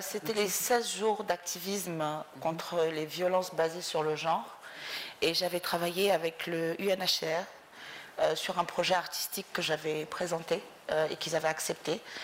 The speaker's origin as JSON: {"language": "French", "country": "Mauritania", "tie": "born or raised there", "also_born_or_lived": "Dakar, Senegal", "moved": "as an adult", "said": "je suis née en Mauritanie. Euh, j'ai quitté la Mauritanie quand j'avais 25 ans"}